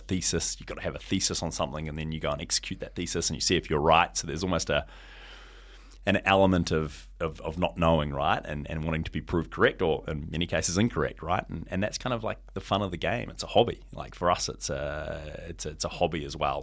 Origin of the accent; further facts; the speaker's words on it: New Zealand; now in Hong Kong; I came home from Hong Kong to New Zealand